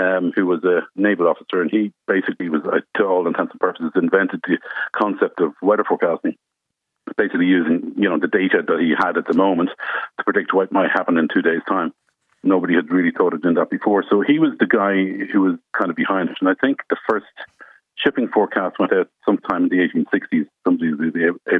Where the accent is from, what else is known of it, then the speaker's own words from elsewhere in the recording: Bettystown, Leinster, Ireland; I grew up in Bettystown, just outside Drogheda